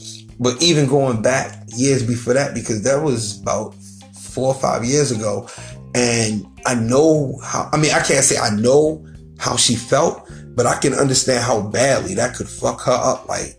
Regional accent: Baltimore, Maryland, United States; I'm Baltimore born and bred, and I know I'm pronouncing it Baltimore. I'm just enunciating my words and speaking like I should.

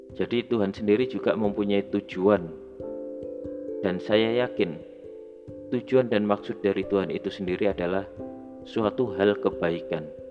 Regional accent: Java, Indonesia; saya terlahir sebagai orang Jawa di Indonesia

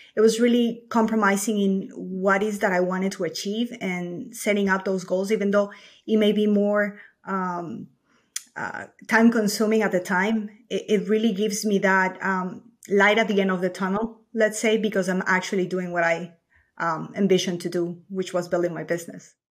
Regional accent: Ecuador; moved away as an adult; now in United States; I'm born and raised in Ecuador

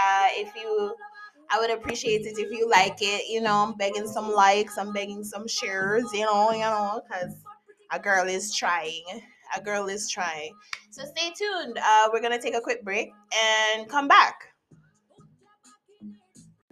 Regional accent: Jamaica; as a Jamaican

